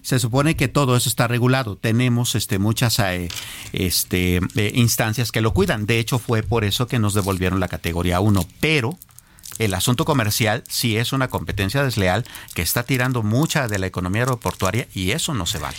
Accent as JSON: {"language": "Spanish", "country": "Mexico", "said": "nosotros, como México, como país"}